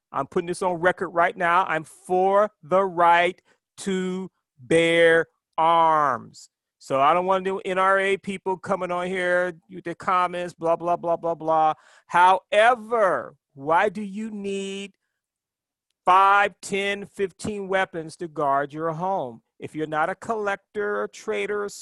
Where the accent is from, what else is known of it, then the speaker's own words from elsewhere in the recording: Ohio, United States; now in New York, United States; when I was a kid growing up in Ohio